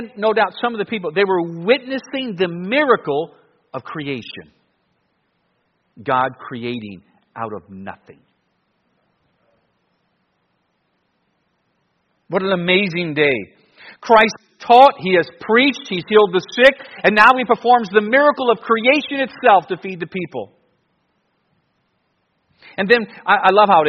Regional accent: Cleveland, Ohio, United States; growing up in Cleveland, I would go to the Browns and Cavs and Indians.

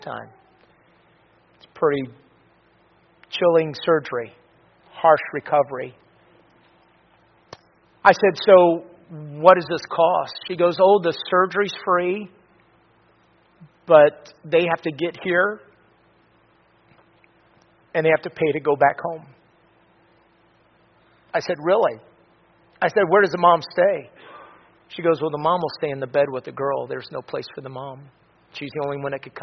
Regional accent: Florida, United States; I'm from Florida

